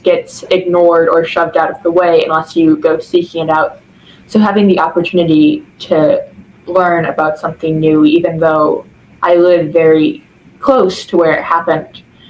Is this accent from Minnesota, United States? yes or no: no; Southern Illinois, United States; I am from Southern Illinois